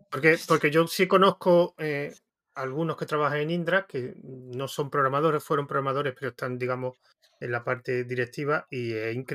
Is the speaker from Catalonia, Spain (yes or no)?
no; Extremadura, Spain; now in Madrid, Spain; yo también soy extremeño